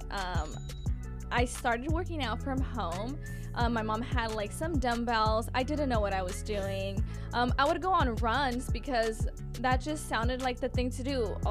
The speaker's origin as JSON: {"language": "English", "town": "Bakersfield", "region": "California", "country": "United States", "tie": "born or raised there", "also_born_or_lived": "Monterey, California", "said": "I do call Bakersfield home, but I was actually born in Monterey, California"}